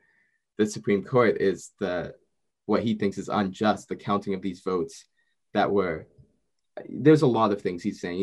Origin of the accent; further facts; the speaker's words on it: Canada; I'm Canadian